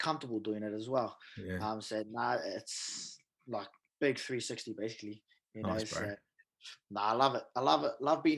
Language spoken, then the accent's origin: English; Auckland, New Zealand; also born or lived in Whangarei; we moved down to Auckland when I was real young. So basically brought up in Auckland.